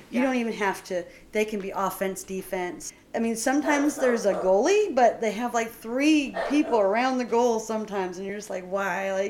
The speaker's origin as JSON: {"language": "English", "country": "Germany", "tie": "born or raised there", "said": "I grew up so being in Germany, that was the only sport you had."}